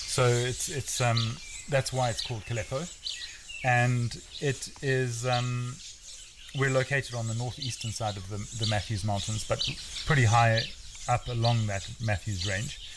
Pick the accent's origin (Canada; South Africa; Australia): South Africa; moved away as an adult; also born or lived in India; now in Kenya; I grew up outside the Kruger in, in South Africa, so the bush was always in my blood